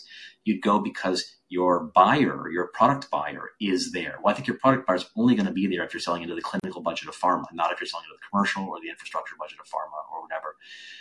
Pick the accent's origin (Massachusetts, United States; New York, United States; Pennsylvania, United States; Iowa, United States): Massachusetts, United States; Boston; Boston, my hometown